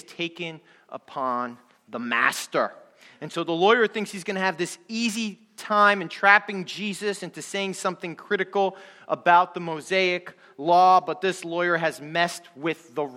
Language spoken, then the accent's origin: English; New Jersey, United States; I am from New Jersey, and because I'm from New Jersey